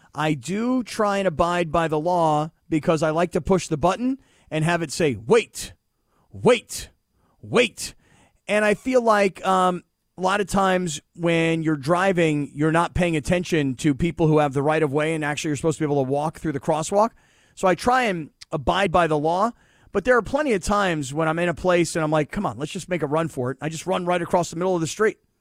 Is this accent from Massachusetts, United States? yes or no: no; Florida, United States; moved away as an adult; also born or lived in Pittsburgh, Pennsylvania; I was a kid from Florida.